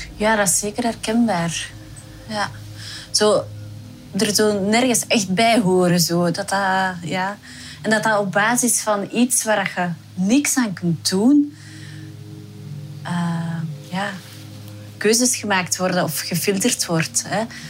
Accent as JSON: {"language": "Dutch", "town": "Herentals", "region": "Flanders", "country": "Belgium", "tie": "born or raised there", "said": "Wij zijn opgegroeid in Noorderwijk, dat is een deelgemeente van Herentals, dus echt een klein dorp."}